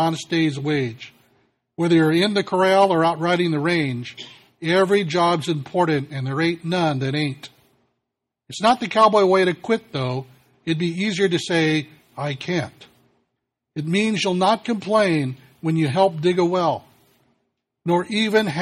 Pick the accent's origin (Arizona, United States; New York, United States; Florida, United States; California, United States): California, United States; as a Californian